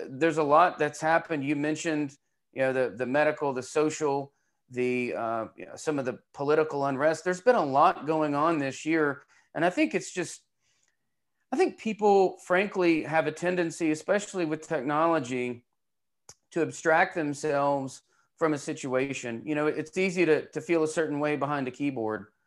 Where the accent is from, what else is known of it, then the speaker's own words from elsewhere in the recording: Knoxville, Tennessee, United States; I'm from Knoxville